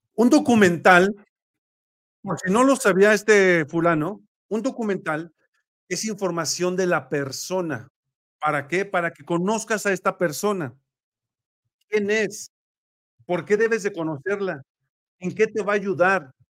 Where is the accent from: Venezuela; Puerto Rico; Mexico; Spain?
Mexico; nosotros como mexicanos